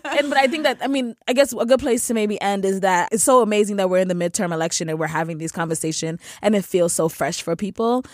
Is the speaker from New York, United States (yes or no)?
yes; New York City, New York, United States; I grew up in the Bronx.